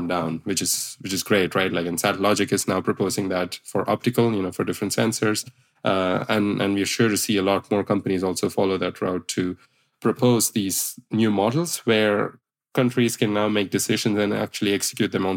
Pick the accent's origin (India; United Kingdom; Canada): India; I come from India myself